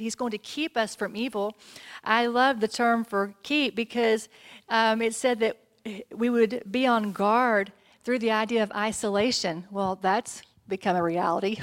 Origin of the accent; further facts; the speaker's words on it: Texas, United States; I'm from Texas.